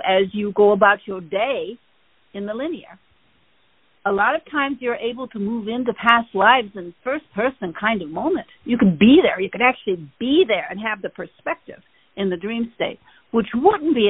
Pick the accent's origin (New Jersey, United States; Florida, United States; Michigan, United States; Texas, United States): Michigan, United States; moved away; I grew up in Michigan